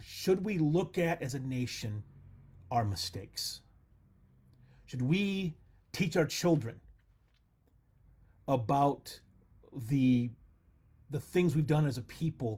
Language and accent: English; Texas, United States; I was born here in America and my family has been in Texas.